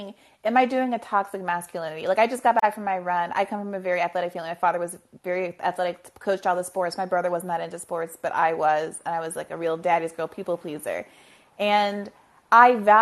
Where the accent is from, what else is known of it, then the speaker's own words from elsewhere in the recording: New York, United States; as a New Yorker